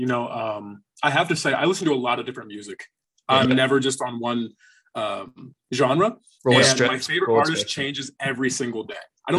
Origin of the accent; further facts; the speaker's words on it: Texas, United States; I came back from Texas. I'm from Texas.